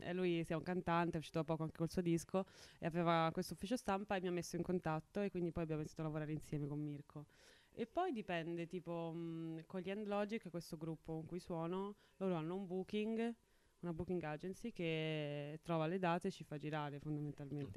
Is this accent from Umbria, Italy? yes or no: yes; Mora, Umbria, Italy; un piccolo paesino sul, sul monte Suba, eh, vicino ad Assisi